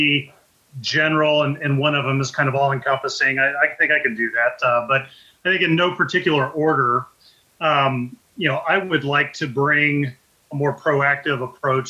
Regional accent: Richmond, Indiana, United States; now in Fishers, United States; I grew up in Richmond, Indiana.

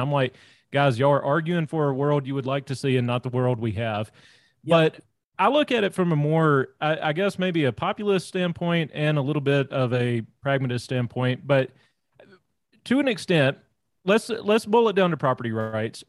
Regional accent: North Louisiana, United States; moved away; also born or lived in Rocky Mountain region; I'm actually originally from Louisiana, born and raised down there in, in, North Louisiana, way out in the sticks

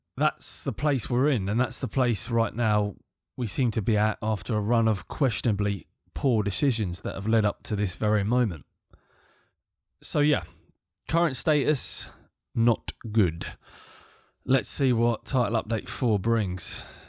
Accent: United Kingdom; I'm British

